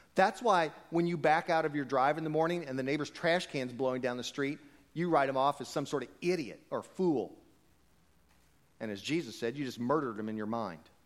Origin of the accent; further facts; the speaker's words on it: United States; we're American